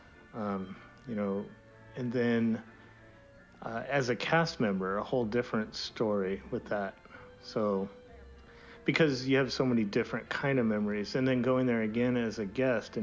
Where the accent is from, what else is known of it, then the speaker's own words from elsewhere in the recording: Southern California, United States; I grew up in Southern California and kind of grew up going to Disneyland.